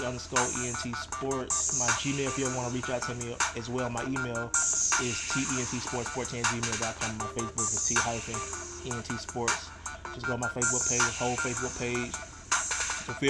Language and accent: English; Alabama, United States; moved away; also born or lived in New Orleans; my home state, man, Alabama